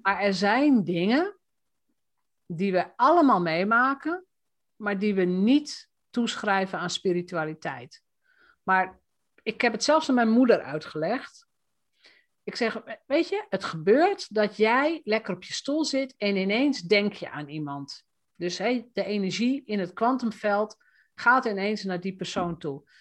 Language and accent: Dutch; Roden, Drenthe, Netherlands; als Drents meisje, hè, want ik kom uit Rode